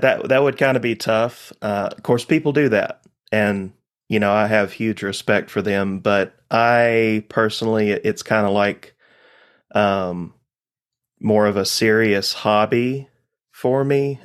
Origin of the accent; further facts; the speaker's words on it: Laurel Fork, Virginia, United States; I'm from Eastern Carroll County, Virginia